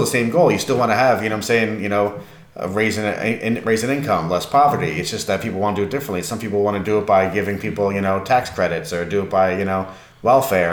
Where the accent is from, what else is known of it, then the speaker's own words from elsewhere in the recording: New York, United States; being a New Yorker